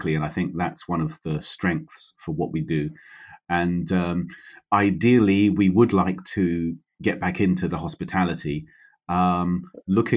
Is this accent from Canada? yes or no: no; London, United Kingdom; moved away; I was born in London, so and I always worked in London.